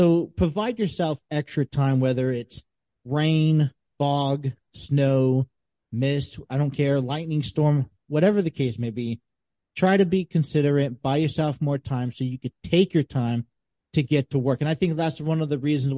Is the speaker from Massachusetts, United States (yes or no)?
no; San Diego, California, United States; But even we try to go up to Mount Julian, which is like the closest place from San Diego to see snow.